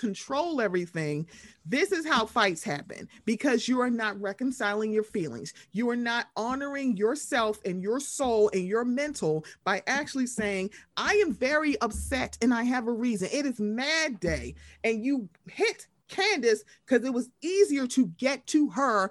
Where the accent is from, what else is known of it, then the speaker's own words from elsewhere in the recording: Baltimore, Maryland, United States; I'm from Baltimore.